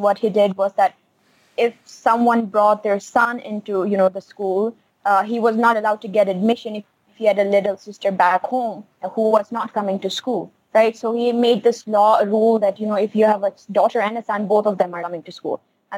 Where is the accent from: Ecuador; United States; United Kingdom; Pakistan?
Pakistan; Chitral, Khyber Pakhtunkhwa; I grew up in Chitral. It is a town in the north of Pakistan